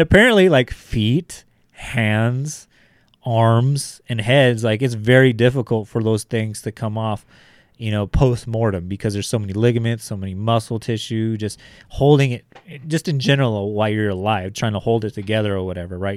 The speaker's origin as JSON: {"language": "English", "town": "Bakersfield", "region": "California", "country": "United States", "said": "I'm coming from Bakersfield, California, where, like, one hundred fifteen degrees is, like, I'll be okay"}